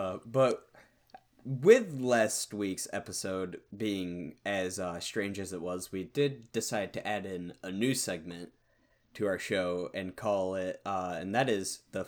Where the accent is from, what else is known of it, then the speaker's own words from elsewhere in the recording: Michigan, United States; We are not from Chicago. We are from the Midwest of Michigan.